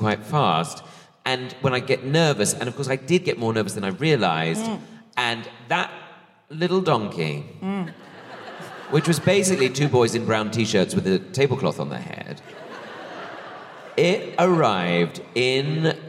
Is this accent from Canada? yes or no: no; Bromley, London, United Kingdom; born or raised there